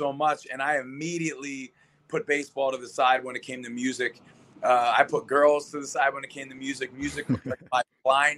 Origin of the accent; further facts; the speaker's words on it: Philadelphia, Pennsylvania, United States; also born or lived in Las Vegas, Nevada; now in Arizona, United States; Born and raised in Philadelphia, Pennsylvania